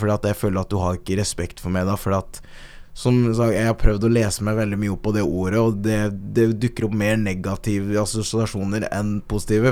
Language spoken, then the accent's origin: Norwegian; Øyer, Innlandet, Norway; also born or lived in Kenya; Jeg kommer fra Øyer